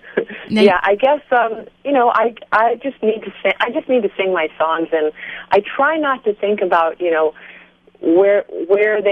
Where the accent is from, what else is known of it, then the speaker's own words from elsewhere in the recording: New York City, New York, United States; I did grow up in New York City, and yep, this is my hometown.